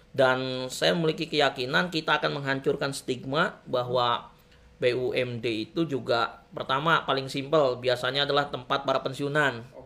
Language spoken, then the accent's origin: Indonesian; Banten, Indonesia; saya putra Banten lahir di Banten